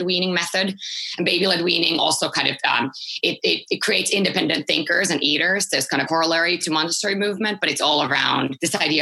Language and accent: English; Helsinki, Uusimaa, Finland; moved away; I'm originally from Finland, born and raised in Helsinki.